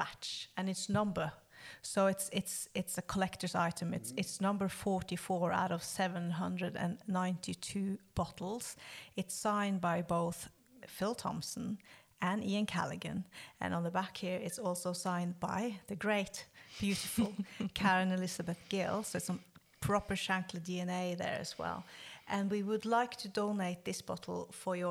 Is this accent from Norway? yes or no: yes; Norway; my home country, Norway